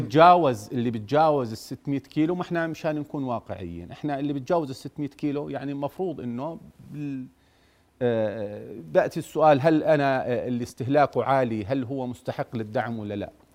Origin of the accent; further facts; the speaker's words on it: Jordan; عندنا بالأردن